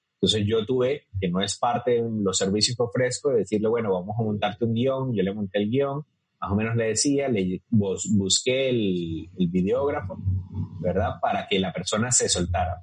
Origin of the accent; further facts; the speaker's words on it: Venezuela; moved away as an adult; now in Costa Rica; soy venezolano